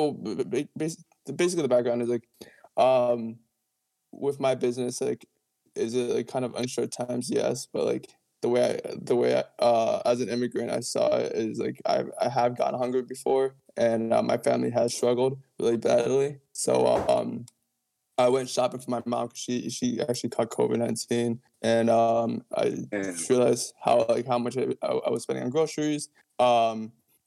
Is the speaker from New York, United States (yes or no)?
no; Kearney, New Jersey, United States; also born or lived in Peru; I grew up here. I was born in Peru, but I grew up here in Kearney.